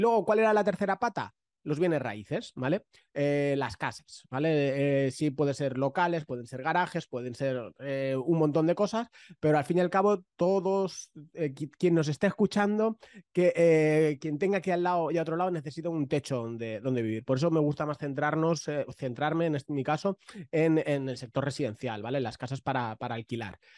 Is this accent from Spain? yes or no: yes; Valencia, Valencian Community, Spain; yo soy de Valencia